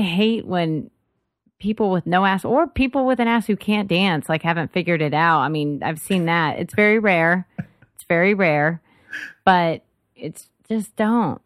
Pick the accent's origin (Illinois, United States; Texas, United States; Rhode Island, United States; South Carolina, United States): Texas, United States; Dallas; moved away as an adult; now in Austin, United States; I grew up in DFW and everything's spread out there